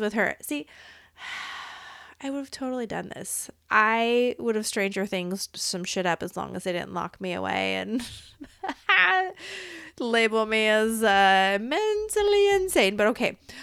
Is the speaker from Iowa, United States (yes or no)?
yes; Iowa, United States; I was born in Iowa, okay? I popped out in Iowa in this reality